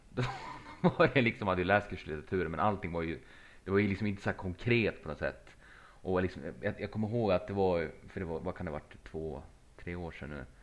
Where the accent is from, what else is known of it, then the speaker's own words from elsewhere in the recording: Sweden; vi var från Sverige allihopa